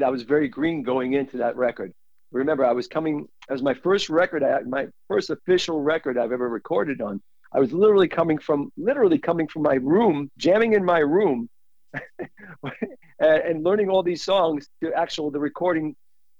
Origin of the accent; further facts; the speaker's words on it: New York City, New York, United States; I'm a New Yorker